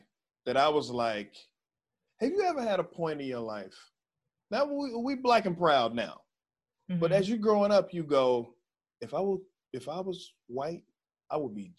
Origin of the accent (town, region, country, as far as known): Waco, Texas, United States